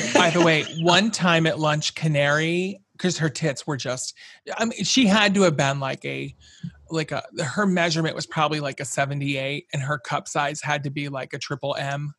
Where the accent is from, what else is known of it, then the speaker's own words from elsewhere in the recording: Round Lake, New York, United States; my hometown where she lived, Round Lake, New York